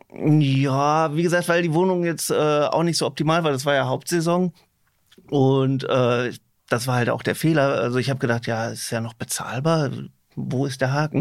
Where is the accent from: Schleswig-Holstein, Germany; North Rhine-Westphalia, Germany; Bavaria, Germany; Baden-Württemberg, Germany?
North Rhine-Westphalia, Germany; Herne; ich komme auch selber aus Wanne Eickel.